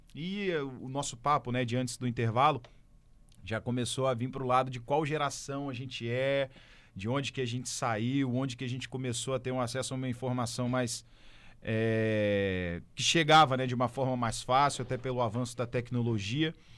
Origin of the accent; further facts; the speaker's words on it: Santo Antônio, Brazil; eu sou de Santo Antônio